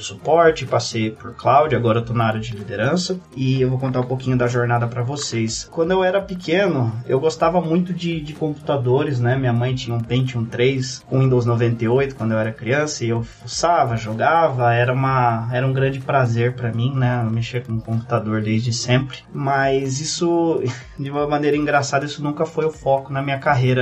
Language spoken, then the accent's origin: Portuguese; São Roque, São Paulo, Brazil; moved away as an adult; now in Kraków, Poland; eu sou da região do interior de São Paulo, né? Originalmente eu nasci em São Roque, é ali 60 quilômetros de, de São Paulo